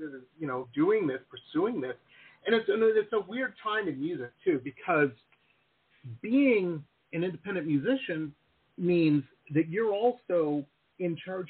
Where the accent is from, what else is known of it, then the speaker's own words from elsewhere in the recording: Detroit, Michigan, United States; now in South Florida, United States; And we grew up in Detroit. You know, we were living in Detroit at the time, Metro Detroit.